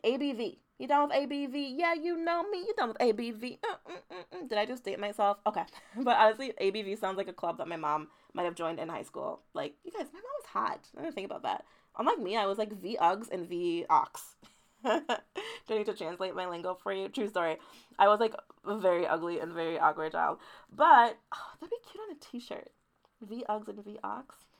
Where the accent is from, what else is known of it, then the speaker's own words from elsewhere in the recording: Jamaica; now in United States; I was born in Jamaica, moved to America